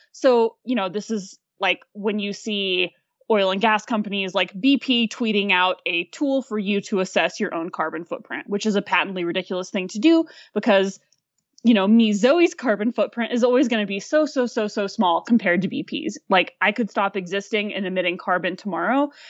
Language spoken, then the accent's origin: English; Fayetteville, Arkansas, United States; moved away; also born or lived in Aspen, Colorado; I'm originally from northern rural Arkansas, just outside of Fayetteville. Um, I grew up on a small apple orchard